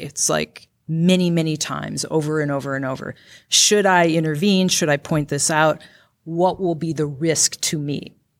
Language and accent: English; Grand Rapids, Minnesota, United States; also born or lived in Benson, Minnesota; my parents divorced when I was about two or three, and my mom and I moved up to Grand Rapids, Minnesota